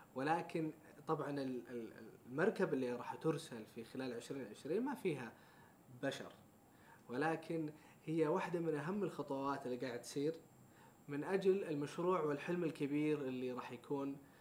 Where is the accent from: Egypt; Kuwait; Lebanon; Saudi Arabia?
Saudi Arabia; احنا كسعوديين